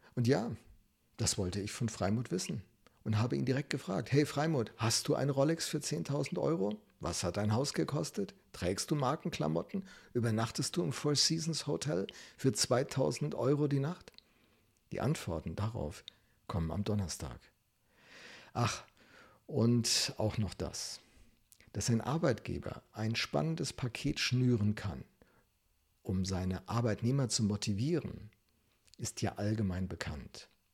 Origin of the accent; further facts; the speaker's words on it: Germany; als Deutsche